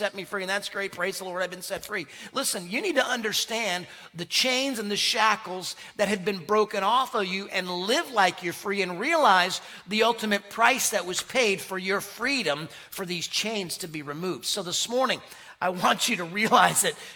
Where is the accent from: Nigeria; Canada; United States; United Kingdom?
United States; Connecticut; moved away; also born or lived in South Carolina; when we moved from South Carolina to Connecticut, I grew up, really I call Connecticut home, not far from New York